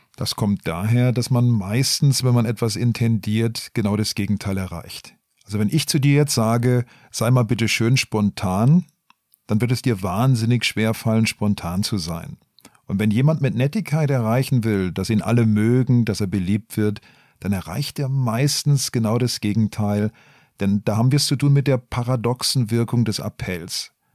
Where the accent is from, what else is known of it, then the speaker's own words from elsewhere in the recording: Black Forest, Baden-Württemberg, Germany; ich komme eigentlich aus dem Schwarzwald